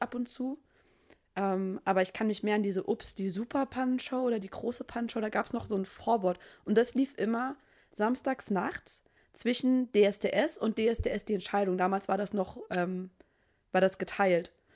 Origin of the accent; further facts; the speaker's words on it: Saarbrücken, Saarland, Germany; ich bin aus Saarbrücken, gebürtig, lebe dort immer noch